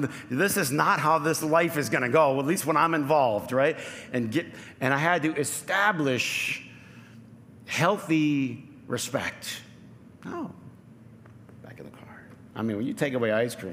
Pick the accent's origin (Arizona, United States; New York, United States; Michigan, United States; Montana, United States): Michigan, United States; Flint; I grew up in Flint